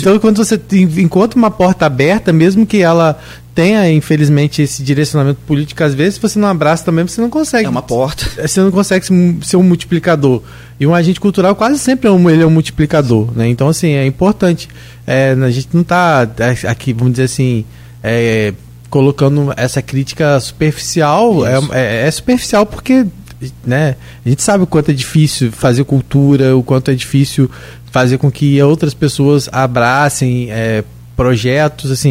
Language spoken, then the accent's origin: Portuguese; São João da Barra, Rio de Janeiro, Brazil; Eu sou de Gruçaí, lá de São João da Barra